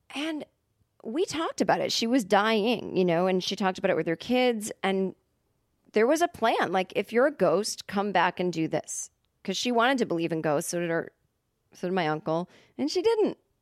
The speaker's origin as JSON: {"language": "English", "region": "Massachusetts", "country": "United States", "tie": "born or raised there", "moved": "yes", "lives_now": "Los Angeles, United States", "said": "growing up in Massachusetts where everything is just so old"}